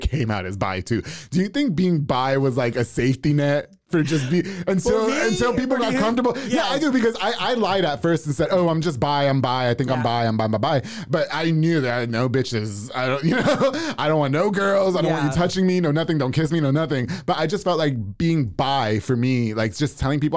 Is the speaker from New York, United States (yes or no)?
yes; New York, United States; now in Waco, United States; I'm from New York